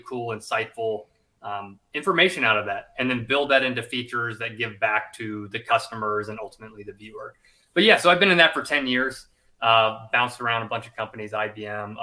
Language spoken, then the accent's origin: English; United States; moved away as an adult; also born or lived in South Carolina, United States / Louisiana, United States; I grew up in Georgia and South Carolina, split my time there